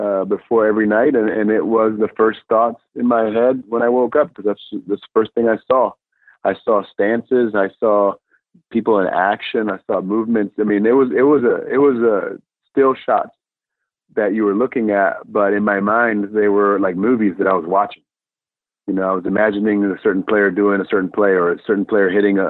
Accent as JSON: {"language": "English", "country": "Puerto Rico", "tie": "born or raised there", "second_language": "English", "moved": "yes", "lives_now": "United States", "said": "we come from Puerto Rico, and a small town in Puerto Rico. English was my second language. And I ended up coming here in the States"}